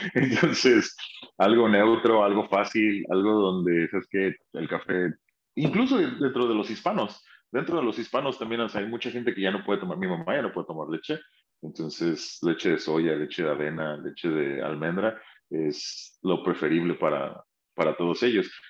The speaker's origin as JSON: {"language": "Spanish", "town": "Xalapa", "region": "Veracruz", "country": "Mexico", "tie": "born or raised there", "also_born_or_lived": "Santa Ana, California / Westminster, California", "moved": "yes", "lives_now": "Los Angeles, United States", "said": "soy originario de Jalapa, Veracruz"}